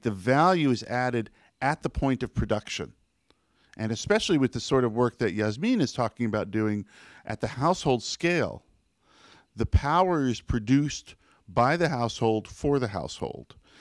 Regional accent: United States; as an American

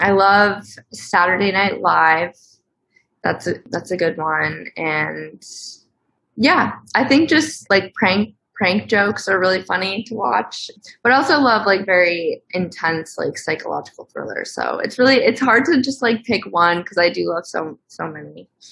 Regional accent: Connecticut, United States; I am from Connecticut, a small town in Connecticut.

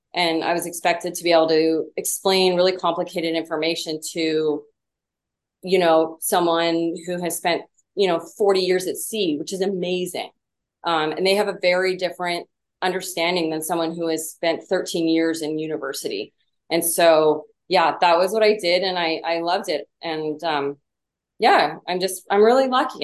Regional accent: Vancouver Island, British Columbia, Canada; now in San Diego, United States; I grew up in uh, what I'm convinced is the most beautiful part of the world. I'm from Vancouver Island, so the very, uh, very west coast of British Columbia

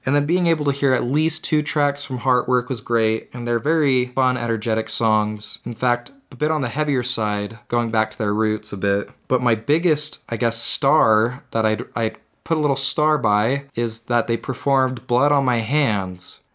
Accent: Utah, United States; Growing up in Utah my whole life

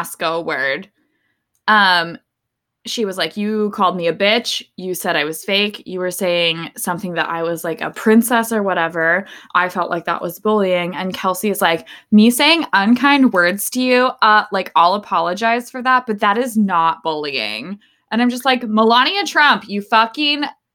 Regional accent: Idaho, United States; I grew up in Idaho

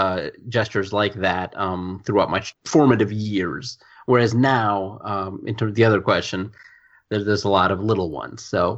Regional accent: United States; my parents are trying to raise me as an Indian kid in India, whereas I'm an Indian born American citizen in America

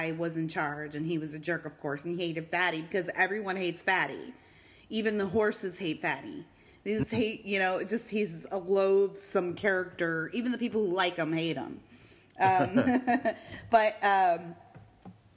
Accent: Eastern Canada, Canada; moved away; We're from Eastern Canada

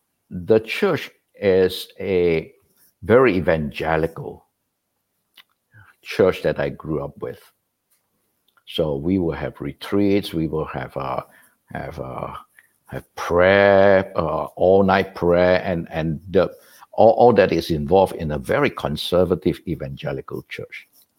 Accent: Malaysia; moved away as an adult; also born or lived in Singapore; now in United States; I was born and raised a Methodist in Malaysia.

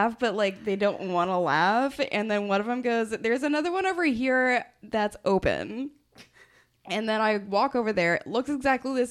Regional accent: Texas, United States; moved away; I'm from Texas

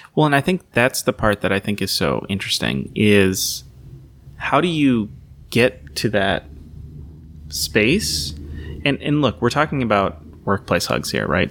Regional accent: Saint Paul, Minnesota, United States; also born or lived in Columbus, Ohio / Nazareth (ancestry); I remember growing up in Minnesota

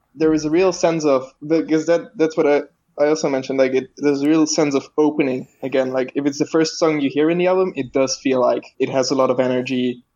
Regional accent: Belgium; I am Belgium, uh, and so I'm not American

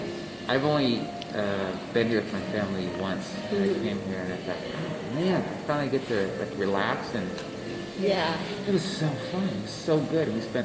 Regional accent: Midwest, United States; I'm from the Midwest.

